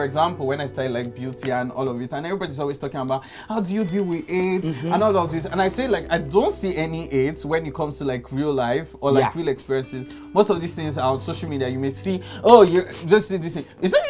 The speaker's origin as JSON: {"language": "English", "region": "Ekiti", "country": "Nigeria", "said": "I'm from Ekiti."}